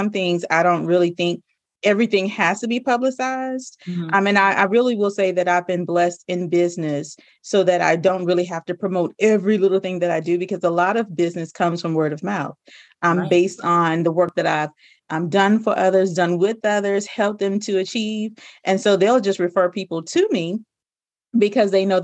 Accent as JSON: {"language": "English", "region": "Louisiana", "country": "United States", "said": "I'm really just a good country girl at heart. I'm a girl from Louisiana"}